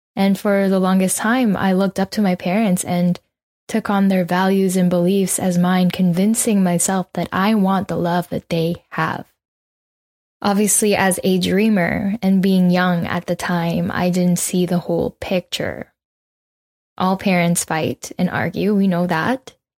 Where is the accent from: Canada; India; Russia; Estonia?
Canada; also born or lived in Philippines; We immigrated from the Philippines to Canada eighteen years ago, and so I technically grew up here